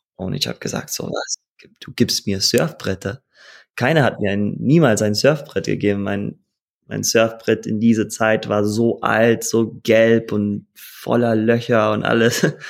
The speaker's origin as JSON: {"language": "German", "country": "Costa Rica", "tie": "born or raised there", "also_born_or_lived": "Hawaii", "second_language": "German", "said": "ich bin geboren auf Hawaii, aufgewachsen in Costa Rica"}